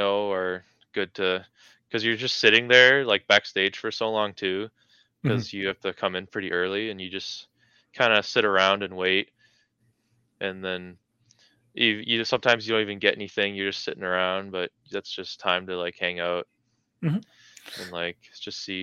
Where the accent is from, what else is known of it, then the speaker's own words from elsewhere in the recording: Carnduff, Saskatchewan, Canada; moved away as an adult; also born or lived in Calgary; now in Regina, Canada; my hometown